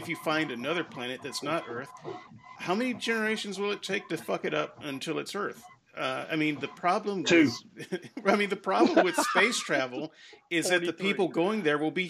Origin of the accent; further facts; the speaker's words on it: Mobile, Alabama, United States; also born or lived in Thomasville / Linwood; I was born in Mobile.